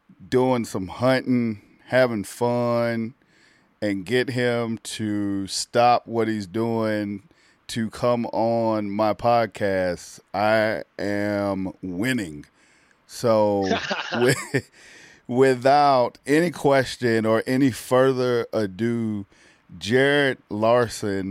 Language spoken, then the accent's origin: English; the South, United States; moved away as an adult; also born or lived in Milwaukee, Wisconsin; of being a Southern boy